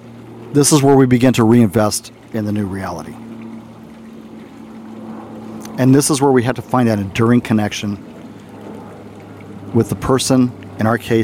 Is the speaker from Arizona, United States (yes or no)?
yes; Arizona, United States; also born or lived in Texas; When I was a kid growing up in Arizona, my aunt and uncle found a koi dog.